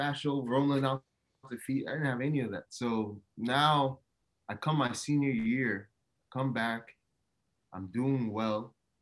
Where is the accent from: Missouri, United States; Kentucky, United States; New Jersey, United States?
New Jersey, United States; moved away as an adult; now in Los Angeles, United States; I grew up in a melting pot. To the right of me, I had Newark, I had Irvington, I had Orange, and then up north, I had Short Hills, Livingston, West Orange.